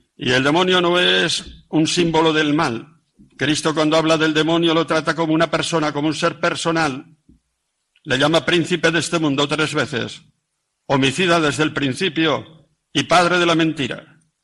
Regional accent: about 60 km from Pamplona, Navarre, Spain; en mi pueblo a la marquesina donde cogemos los autobuses para Pamplona

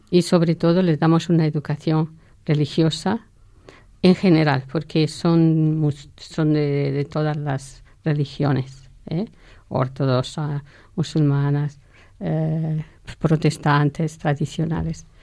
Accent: Spain; moved away as an adult; now in Awasa, Ethiopia; otra es eh, española, que soy yo

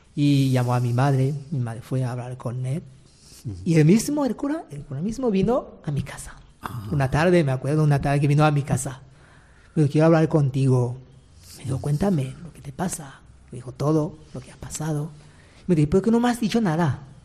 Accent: Bururi Province, Burundi; moved away as an adult; now in Manises, Spain; Soy de Burundi, pues de la diócesis de Bururi por el sur del país

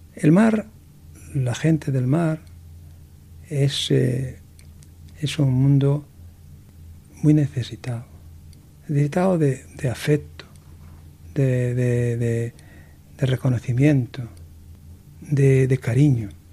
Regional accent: Galicia, Spain; also born or lived in Santiago de Compostela; now in Vigo, Spain; haber nacido en una parroquia eh, rural de Galicia, en la provincia de Pontevedra, pero que pertenece a la diócesis de Santiago de Compostela

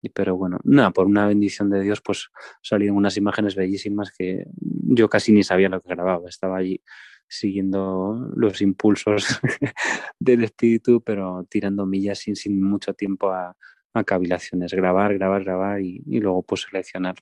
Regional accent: Santiago de Compostela, Galicia, Spain; yo soy de Santiago de Compostela

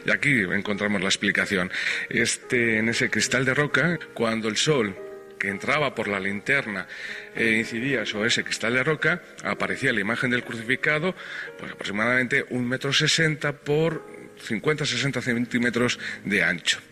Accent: Valladolid, Castile and León, Spain; nuestra tierra, en Castilla y León, en, en Valladolid en concreto

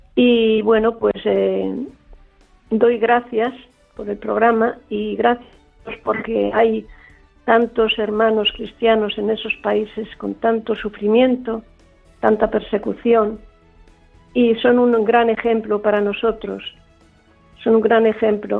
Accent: Málaga, Andalusia, Spain; yo soy malagueña

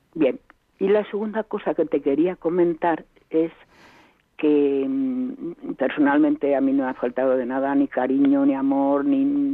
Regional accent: Spain; el 95% somos españoles y nos gusta oír en castellano

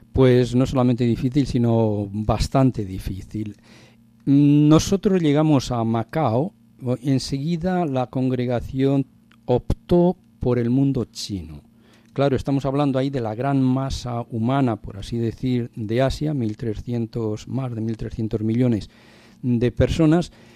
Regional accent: Padilla de Abajo, Castile and León, Spain; mi pueblo, soy de un pueblecito de Burgos, de Padilla de Abajo

